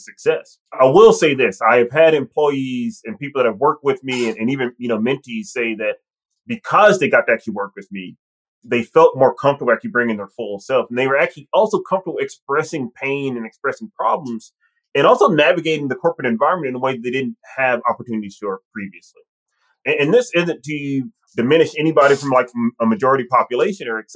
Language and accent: English; Mississippi, United States; accent: Southern; I'm from Mississippi. I have an accent. And especially if I'm around other Mississippi folks or other people from the South, you will hear it come out